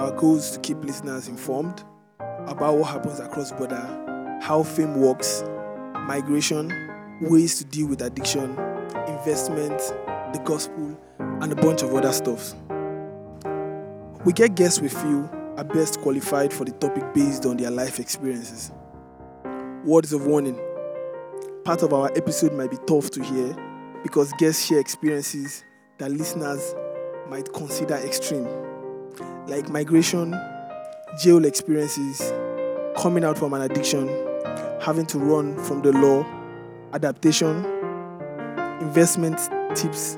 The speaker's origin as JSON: {"language": "English", "country": "Nigeria", "said": "for us in Nigeria, you have to learn a bit of French"}